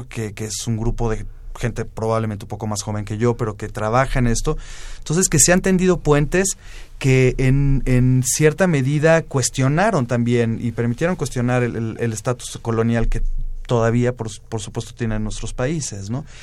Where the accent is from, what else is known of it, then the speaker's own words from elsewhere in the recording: La Plata, Buenos Aires Province, Argentina; born there; also born or lived in Mexico; en la ciudad de La Plata, que en realidad mm. está muy cerca y que había sido muy golpeada también, ¿no?